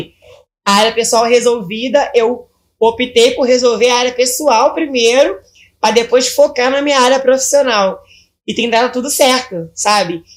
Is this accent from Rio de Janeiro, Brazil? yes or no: yes; Belford Roxo, Rio de Janeiro, Brazil; Eu sou de Belfor Roxo